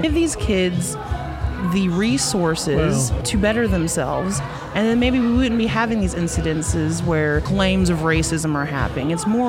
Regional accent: United States; because I'm an American as well.

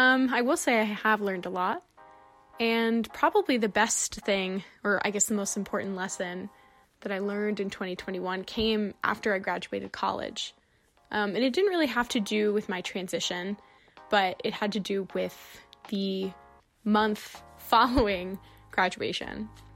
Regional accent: United States; and as an American

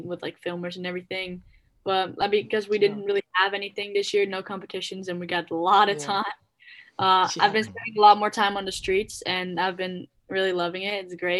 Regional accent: Netherlands; born or raised there

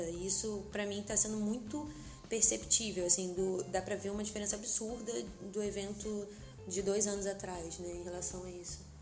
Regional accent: Rio de Janeiro, Brazil; a gente, como carioca

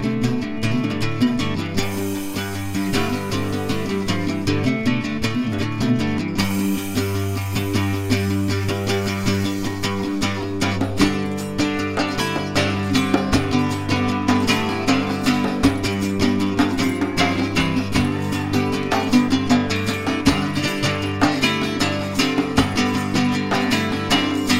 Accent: Mississippi, United States; Growing up in Mississippi, spare time is our major export in Mississippi

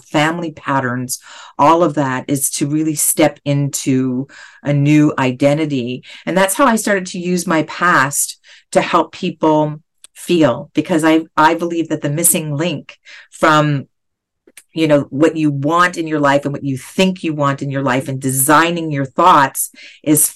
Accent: Canada; now in Los Angeles, United States; being Canadian, I had a socialistic upbringing

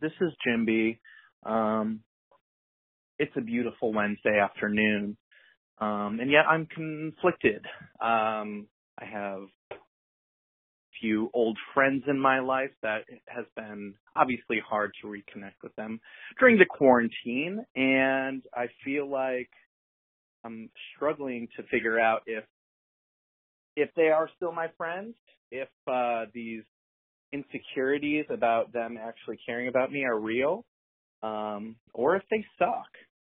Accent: Chicago, Illinois, United States; I'm from Chicago, by the way.

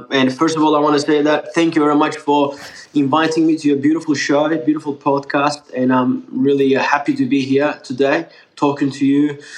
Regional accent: Melbourne, Victoria, Australia; English is a second language; also born or lived in Turkey; I, I was born in Turkey, born there and pretty much raised in Australia. I came in in Australia, Melbourne, 2004, with my two sisters. Um, and at that time, I was 14, turning 15 years old. Um, didn't know a single word of English

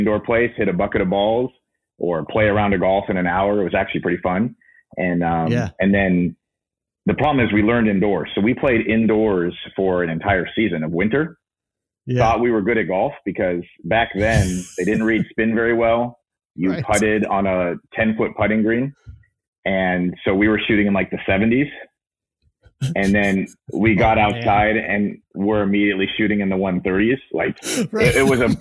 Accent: Anchorage, Alaska, United States; now in Texas, United States; I grew up in Anchorage, Alaska, which is not a good place to grow up if you want to golf

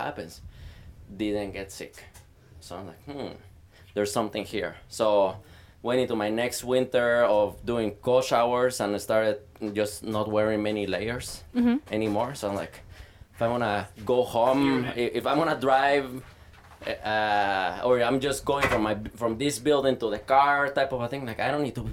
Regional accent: Guatemala; also born or lived in Northern California; now in Eden Prairie, United States; I'm from Guatemala and I grew up with summer basically all year long

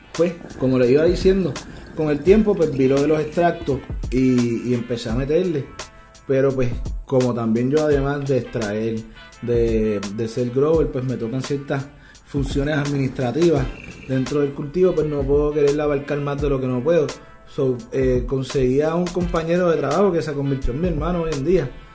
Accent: Puerto Rico; trabajé fuera de Puerto Rico, en industrias legales, volví a la isla porque entendía que había un potencial de, crecimiento aquí que no tenía en otras partes y estoy aportando a, mi economía en mi país

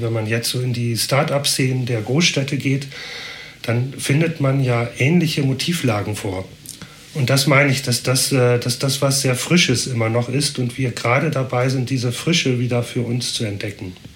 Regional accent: Northern Germany, Germany; moved away as an adult; now in Basel, Switzerland; Ich komme ja äh, aus dem Norden, bin erst seit drei Jahren hier

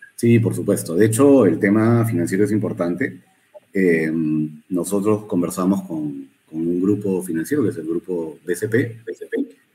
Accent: Peru; no es un país grande, somos un país chico

